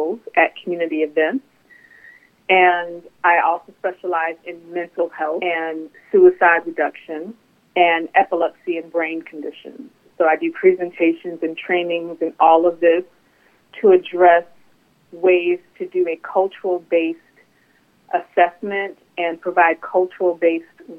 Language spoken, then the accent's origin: English; Richmond, Virginia, United States; also born or lived in North Carolina; now in Baltimore, United States; I'm born and raised in Richmond, Virginia